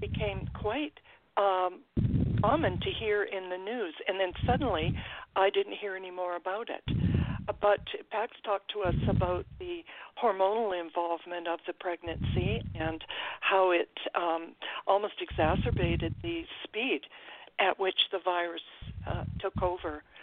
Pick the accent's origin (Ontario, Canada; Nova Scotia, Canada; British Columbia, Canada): British Columbia, Canada; I am a Canadian. Um, I live about 10 minutes from the U.S. border uh, to Washington State